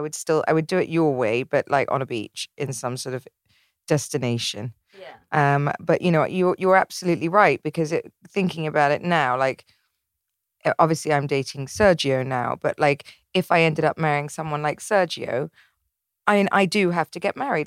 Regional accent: England, United Kingdom; I'm English

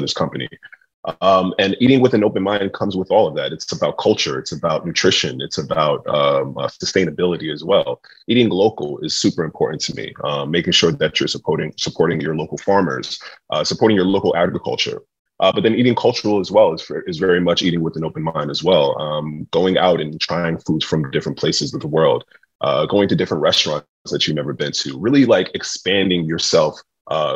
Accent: New York City, New York, United States; being a chef that was growing up in New York City in a very eclectic

